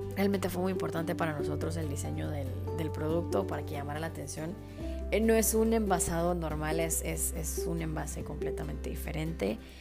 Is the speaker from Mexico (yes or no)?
no; Guatemala; como, como chapines